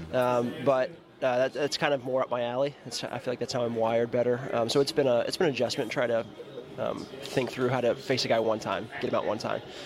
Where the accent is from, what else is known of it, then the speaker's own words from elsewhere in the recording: United States; as an American